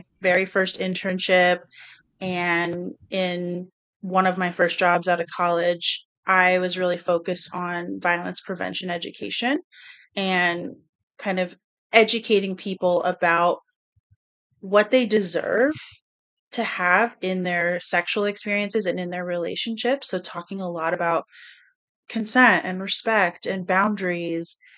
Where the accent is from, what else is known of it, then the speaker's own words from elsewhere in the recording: the South, United States; I grew up in the South